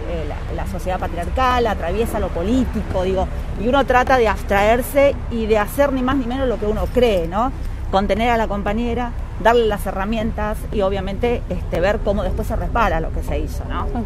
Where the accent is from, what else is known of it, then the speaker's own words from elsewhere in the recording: Caleta Olivia, Santa Cruz, Argentina; moved away as an adult; now in Río Gallegos, Argentina; criada. En Caleta Olivia, exactamente, hace ya 13 años que estoy acá en Gallegos adaptándome todavía, pero sí, 13 años